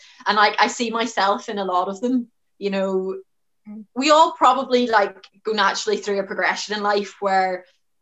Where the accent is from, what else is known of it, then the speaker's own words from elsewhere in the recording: Ireland; I'm Irish, we're relatively conservative